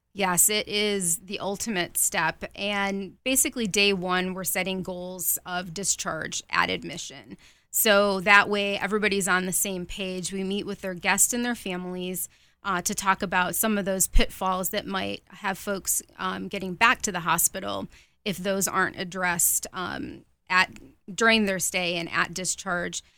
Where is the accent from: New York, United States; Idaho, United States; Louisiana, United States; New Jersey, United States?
New York, United States; Rochester; moved away; also born or lived in Virginia; I am from Rochester, New York